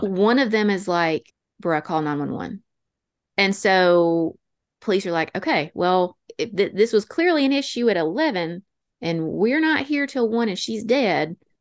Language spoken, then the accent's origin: English; North Alabama, United States; accent: North Alabama Appalachian; also born or lived in Georgia; our North Alabama Appalachian accents